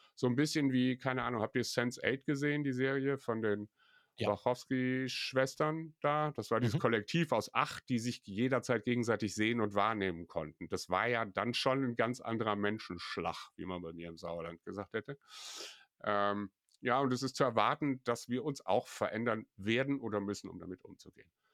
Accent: Belgium; hier bei uns in Belgien

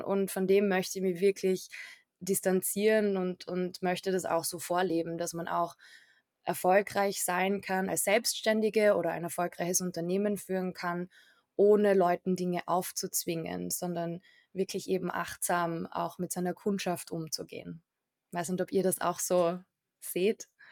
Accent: Carinthia, Austria; ich komme auch ursprünglich aus Kärnten

